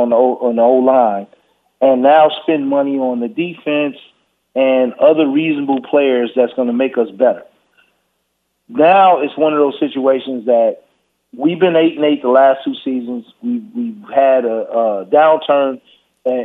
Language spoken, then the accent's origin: English; Los Angeles, California, United States; now in Houston, United States; I'm from the West Coast. I'm from